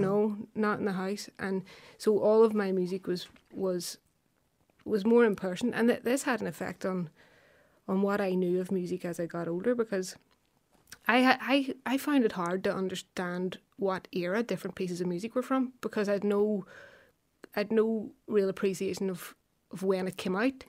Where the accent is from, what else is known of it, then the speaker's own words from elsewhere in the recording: Belfast, Northern Ireland, United Kingdom; I'm from West Belfast, Anderson Town